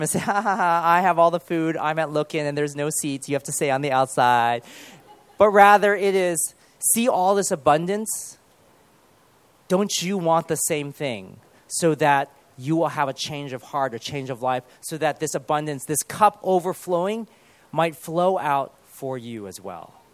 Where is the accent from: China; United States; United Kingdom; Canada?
United Kingdom; born there; Especially if we are born here and we're British, but we're at the same time we're Chinese